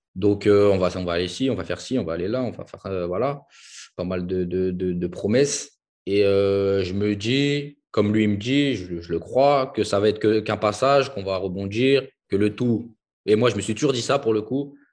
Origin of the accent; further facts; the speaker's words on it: Villepinte, Île-de-France, France; also born or lived in Hungary; je suis originaire de Paris, la banlieue parisienne